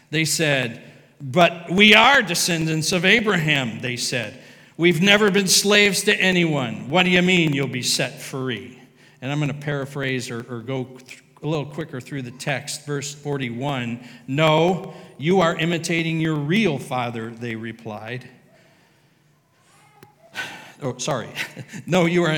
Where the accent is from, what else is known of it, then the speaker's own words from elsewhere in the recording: United States; We are American